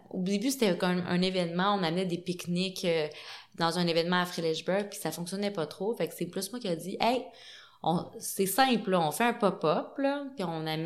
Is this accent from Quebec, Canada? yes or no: yes; Montreal, Quebec, Canada; Et eh je, je, veux pas faire le eh, gars de la ville mais bon moi je viens, je viens